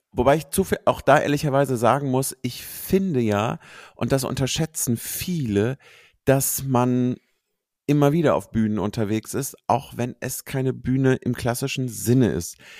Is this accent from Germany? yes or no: yes; Cologne, North Rhine-Westphalia, Germany; ich bin eine Kölsche, also ich bin in Köln mhm. geboren